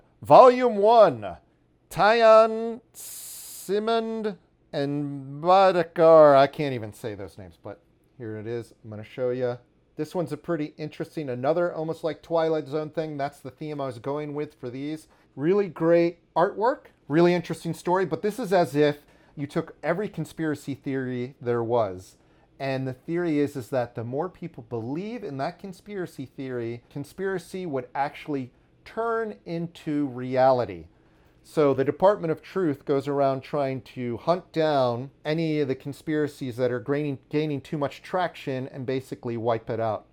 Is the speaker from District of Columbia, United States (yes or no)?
yes; Washington, District of Columbia, United States; now in New York City, United States; the DC punk scene growing up in Washington, D.C.